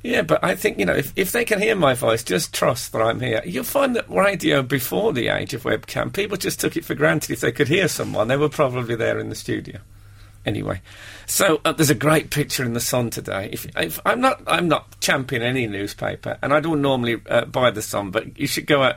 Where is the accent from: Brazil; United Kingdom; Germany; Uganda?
United Kingdom; Brummie, West Midlands; accent: Brummie; he was going to play a Brummy in in a play, and that uh, he sat and me and him met up, and we had a long, long. You know, we spent the day talking, and he mm. taped me and stuff to uh, to learn my accent.